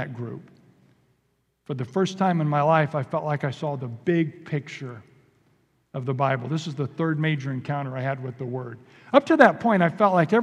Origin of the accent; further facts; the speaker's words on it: Indiana, United States; moved away; also born or lived in Kentucky; We're actually from Indiana originally. We moved to Kentucky for seminary. But I grew up on gravel roads and in cornfields